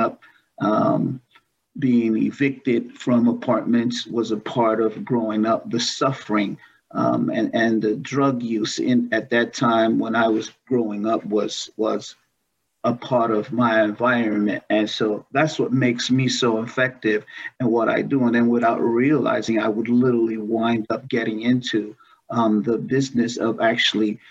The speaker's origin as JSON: {"language": "English", "town": "New York City", "region": "New York", "country": "United States", "tie": "born or raised there", "said": "I was born and raised in New York City, Brooklyn, New York"}